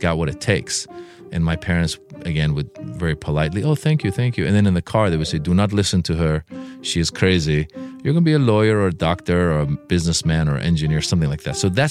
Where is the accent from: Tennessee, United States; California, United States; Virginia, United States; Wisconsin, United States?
California, United States; Marin County, Northern; also born or lived in Iran; I grew up in Marin County, Northern California. It's a very affluent area. But the people that lived there tended to be, at the time, very subtle in their wealth.